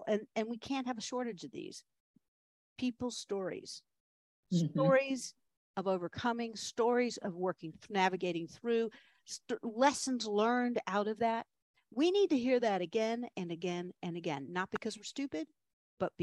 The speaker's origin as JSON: {"language": "English", "town": "Williamsburg", "region": "Virginia", "country": "United States", "tie": "born or raised there", "also_born_or_lived": "Richmond, Virginia", "moved": "as an adult", "said": "they were living in Williamsburg, Virginia, and that's my hometown"}